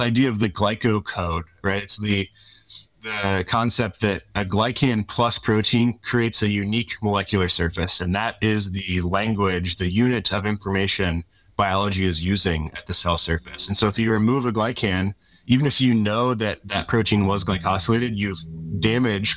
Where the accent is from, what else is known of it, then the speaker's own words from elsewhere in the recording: Louisville, Kentucky, United States; moved away as an adult; also born or lived in South Carolina / Madison, Wisconsin / California; now in Seattle, United States; I'm from Louisville, Kentucky. I say it weird